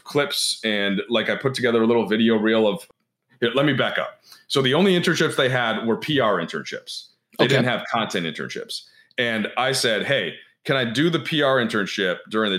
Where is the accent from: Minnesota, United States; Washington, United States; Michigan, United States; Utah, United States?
Minnesota, United States; moved away; my hometown team happened to the Timberwolves